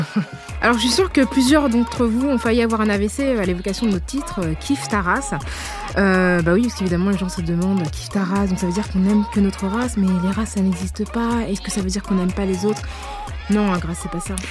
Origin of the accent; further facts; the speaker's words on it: Paris, Île-de-France, France; also born or lived in La Courneuve; je suis née euh, à Paris, où j'ai grandi et où j'ai euh, toujours vécu